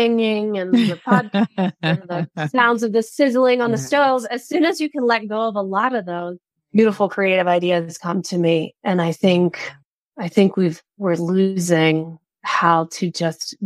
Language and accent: English; Midwest, United States; We're both from the Midwest